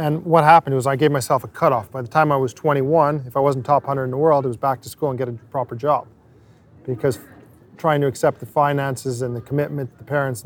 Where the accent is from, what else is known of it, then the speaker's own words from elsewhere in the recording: Montreal, Quebec, Canada; I was English-speaking, but meaning I grew up in Montreal as a kid